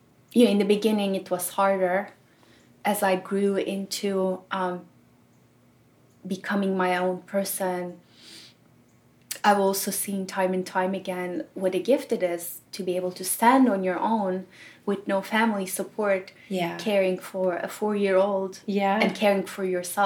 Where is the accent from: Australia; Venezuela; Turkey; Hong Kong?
Turkey; first language Turkish; English is a second language; moved away as an adult; also born or lived in Germany; now in United States; I grew up in a very small town in Turkey and went to college all through high school in Turkey